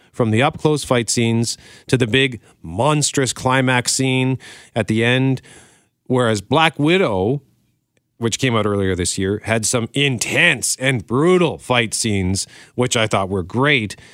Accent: Canada; proud as a Canadian.

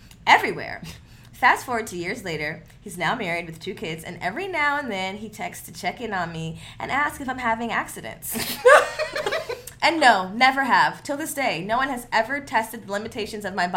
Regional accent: United States; growing up in the Valley, being, like, one of three black people

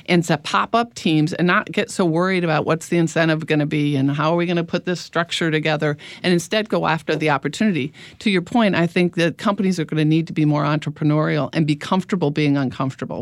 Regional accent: Midwest, United States; moved away; I'm from the Midwest originally

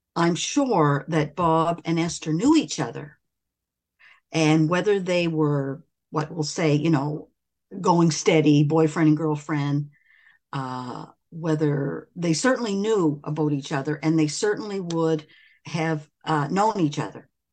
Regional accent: River Hebert, Nova Scotia, Canada; I was uh, born and raised in River Hibbert, mm-hmm. Cumberland County, which is about a 20 minute 25 minute drive from Amherst, Nova Scotia

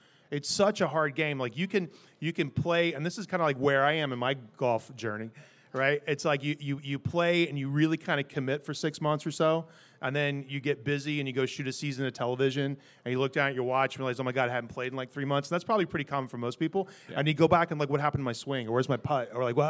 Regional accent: Greenville, South Carolina, United States; So I grew up in Greenville, South Carolina. Go Greenville.

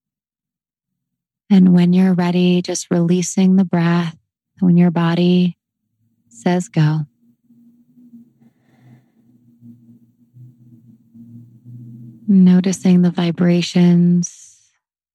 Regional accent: Canada; accent: Canadian; my Canadian accent

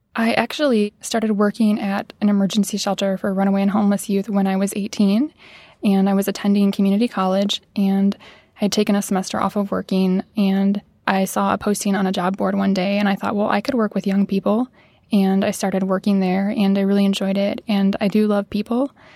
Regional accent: Midwest, United States; growing up in the Midwest, I didn't have a lot of family or friends who I could look up to who worked creative type jobs

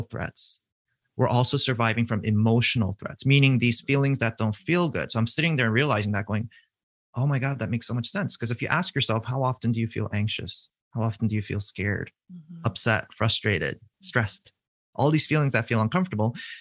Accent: East Coast, United States; I'm from the East Coast

